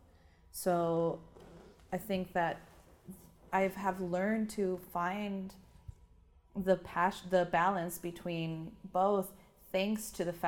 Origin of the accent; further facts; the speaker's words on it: Tijuana, Baja California, Mexico; moved away as an adult; now in San Diego, United States; But I grew up in Tijuana and lived in Tijuana my whole life